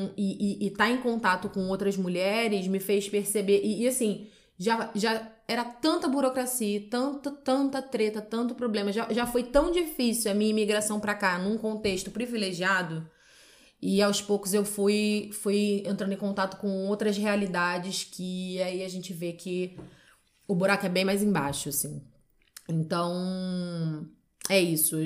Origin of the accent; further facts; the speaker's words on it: Rio de Janeiro, Brazil; moved away as an adult; now in Porto, Portugal; Eu sou do Rio de Janeiro.